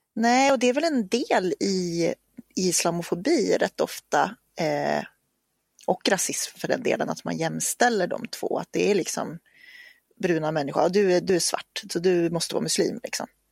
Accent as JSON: {"language": "Swedish", "region": "Norrland", "country": "Sweden", "tie": "born or raised there", "said": "växte jag upp i Norrland, på landsbygden"}